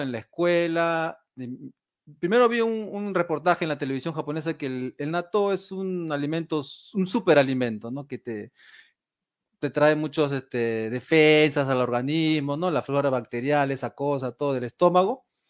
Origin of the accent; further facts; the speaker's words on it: Peru; now in Japan; Soy peruano